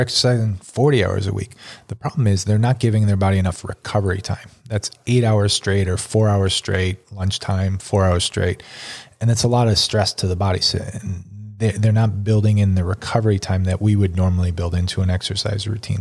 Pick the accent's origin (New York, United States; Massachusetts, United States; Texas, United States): New York, United States; Buffalo; growing up in Buffalo